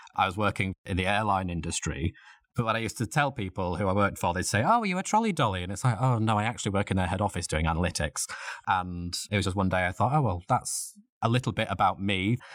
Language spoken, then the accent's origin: English; Leeds, Yorkshire and the Humber, United Kingdom; now in London, United Kingdom; I'm originally from Leeds in Yorkshire